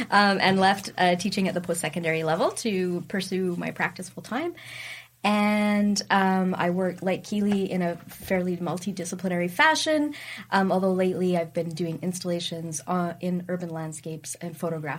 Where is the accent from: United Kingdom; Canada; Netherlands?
Canada; Regina, Saskatchewan; I grew up in Regina